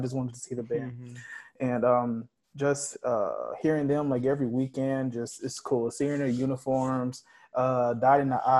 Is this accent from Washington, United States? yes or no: no; Forrest City, Arkansas, United States; also born or lived in St. Louis, Missouri; now in Chicago, United States; I'm from St. Louis, Missouri, but I grew up in Forest City, Arkansas. And now I'm here at Columbia College, Chicago.